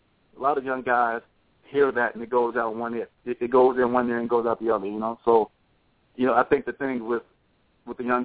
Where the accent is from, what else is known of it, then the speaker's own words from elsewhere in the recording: Alabama, United States; my home state of Alabama